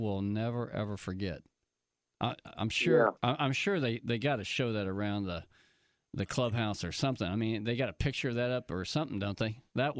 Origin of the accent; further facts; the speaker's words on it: Oklahoma, United States; moved away; I'm from Oklahoma.